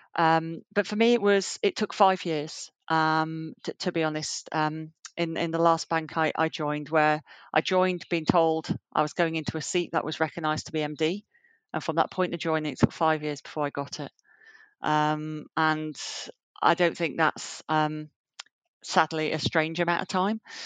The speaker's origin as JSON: {"language": "English", "region": "Yorkshire and the Humber", "country": "United Kingdom", "tie": "born or raised there", "also_born_or_lived": "Southampton", "moved": "as an adult", "lives_now": "London, United Kingdom", "said": "I grew up in Yorkshire, um, in the north of England."}